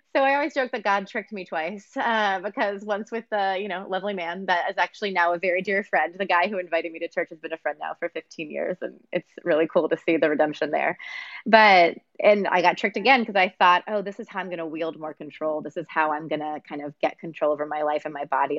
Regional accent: Texas, United States; also born or lived in Pennsylvania; I moved from Pennsylvania to Texas against my will as an eight year old

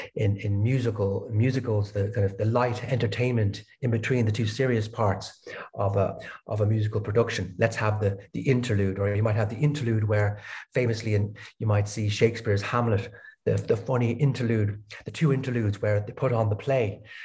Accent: Dublin, Leinster, Ireland; moved away as an adult; also born or lived in Denmark / Berlin, Germany; now in Lisbon, Portugal; I'm originally from Ireland, Dublin

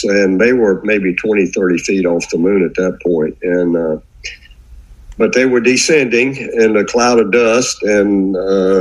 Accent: South Carolina, United States; I grew up in South Carolina

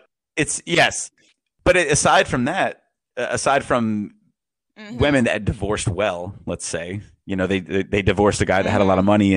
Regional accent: Florida, United States; fifth generation Floridian

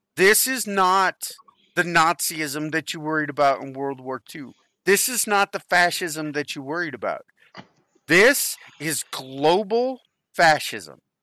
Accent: United States; I was born in America

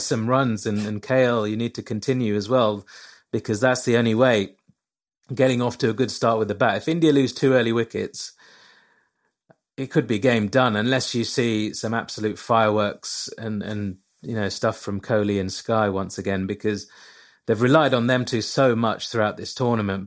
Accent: England, United Kingdom; I'm obviously born and bred in England

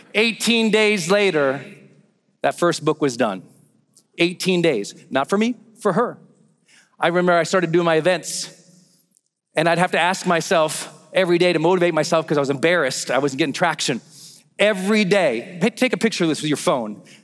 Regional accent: Montana, United States; moved away as an adult; also born or lived in San Francisco, California; I'm from Montana. We got a lot of open roads there

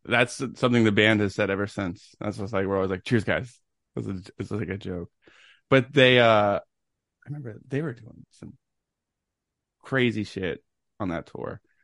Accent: Knoxville, Tennessee, United States; I was born in Knoxville, Tennessee, September nineteenth, nineteen eighty-nine

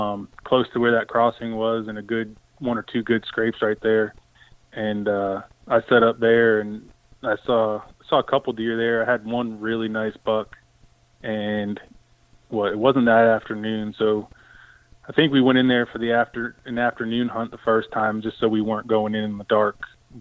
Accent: East Coast, United States; I mean, I grew up on the East Coast.

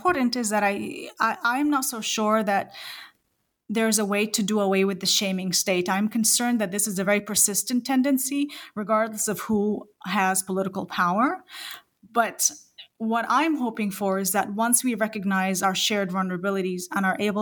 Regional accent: New Zealand; I am a New Zealander as well

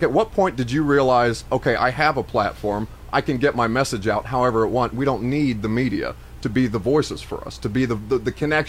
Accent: Indiana, United States; I'm from Indiana, and I know Pat McAfee.

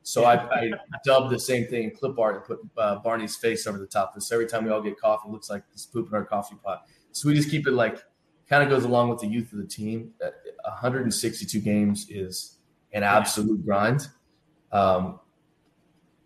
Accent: Bloomington, Indiana, United States; now in Cleveland, United States; I grew up in Bloomington, Indiana

